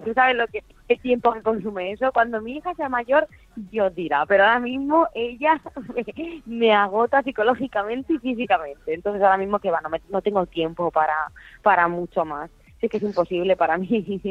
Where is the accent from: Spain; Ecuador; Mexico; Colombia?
Spain; Albacete, Castilla-La Mancha; now in Valencia, Spain; yo soy de Albacete, vivo en Valencia